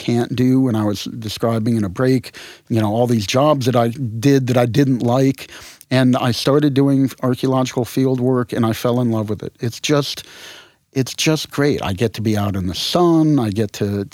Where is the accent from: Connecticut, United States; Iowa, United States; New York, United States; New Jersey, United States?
Connecticut, United States; moved away; also born or lived in New Orleans; I grew up in Connecticut